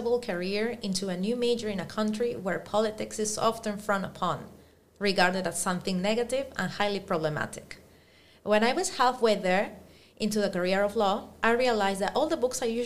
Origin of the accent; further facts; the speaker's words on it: Peru; moved away as an adult; also born or lived in France / United Kingdom / Germany; now in Italy; Having been born and raised in Peru, I'm also half Italian